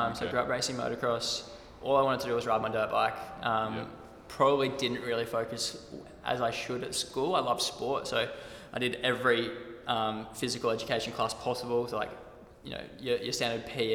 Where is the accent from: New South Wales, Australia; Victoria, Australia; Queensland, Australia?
Queensland, Australia; Redland City; I'm from the Redlands, out in the Bayside, and grew up on the water.